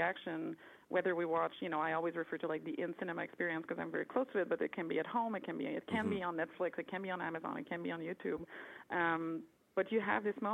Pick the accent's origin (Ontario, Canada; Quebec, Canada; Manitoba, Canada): Quebec, Canada; I'm from Quebec, and we always saw a lot of movies with subtitles at a young age